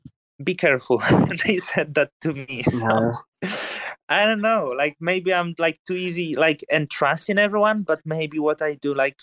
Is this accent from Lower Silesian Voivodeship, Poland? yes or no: yes; Legnica, Lower Silesian Voivodeship, Poland; English is a second language; moved away as an adult; also born or lived in Newcastle, United Kingdom; My hometown is like 1 hour from German border. In German, it would be called Liegnitz. It's Legnica. It used to be German before war.